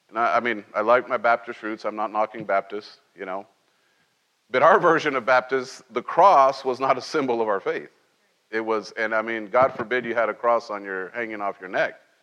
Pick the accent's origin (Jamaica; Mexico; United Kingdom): Mexico; Cholula, Puebla; moved away; also born or lived in Mexico City; when we moved to from Mexico City, I was very small, and we moved to this little tiny town